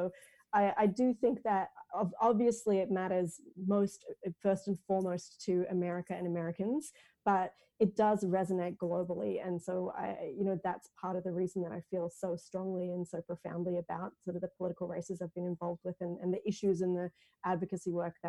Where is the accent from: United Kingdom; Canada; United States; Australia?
Australia; being an Australian and being very involved in US presidential politics